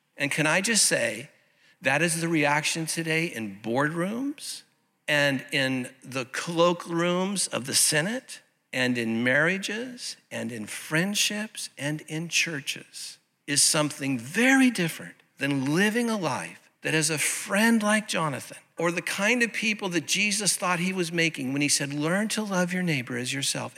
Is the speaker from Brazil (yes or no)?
no; Santa Ana, California, United States; the little United Methodist Church that I grew up in over in Santa Ana